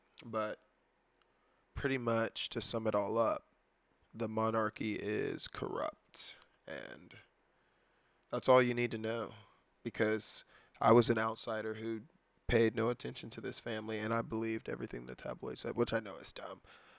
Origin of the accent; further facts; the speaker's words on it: the South, United States; Like growing up in the South, you know, going to a private or prestigious higher education university was not really something that we strove to do.